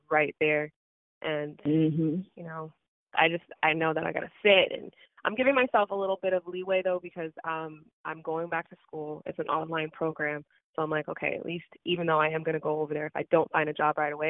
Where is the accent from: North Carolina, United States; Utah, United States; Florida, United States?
Florida, United States; Miami; also born or lived in New York / Atlanta; I moved here when I was, like, 5. So I'm a Floridian through and through